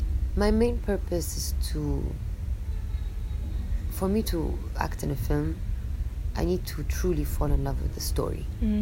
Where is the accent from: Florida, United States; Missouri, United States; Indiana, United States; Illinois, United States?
Illinois, United States; Chicago; born there; But then again, I mean, I was born in Chicago.